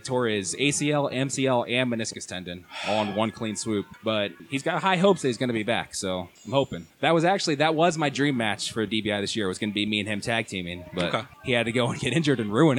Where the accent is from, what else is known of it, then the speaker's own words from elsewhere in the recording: Canal Fulton, Ohio, United States; I'm from Canal Fulton. That's my hometown.